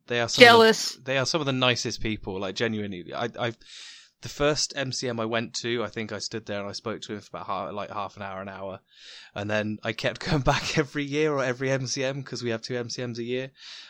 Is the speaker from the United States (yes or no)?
no; United Kingdom; As a British person who is brought up on all the culture of Shakespeare and similar kind of authors and that kind of thing